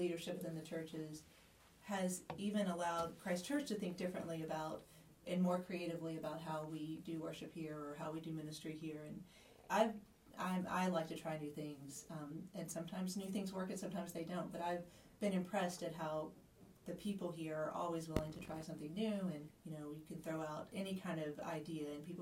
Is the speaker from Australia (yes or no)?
no; Kentucky, United States; now in Gardiner, United States; we're both from Kentucky